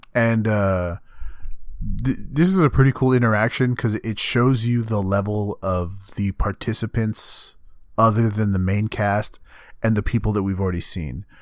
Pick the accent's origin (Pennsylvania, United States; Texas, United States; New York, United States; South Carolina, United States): Texas, United States; I'm not an American, I'm a Texan